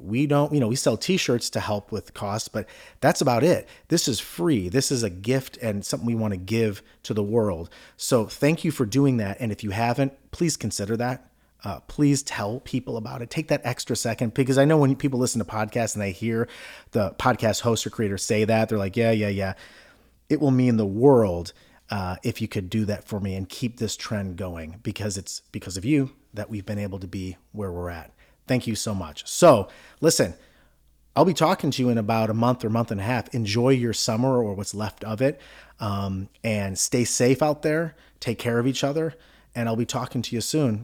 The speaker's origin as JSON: {"language": "English", "town": "Cleveland", "region": "Ohio", "country": "United States", "said": "I'm from Cleveland"}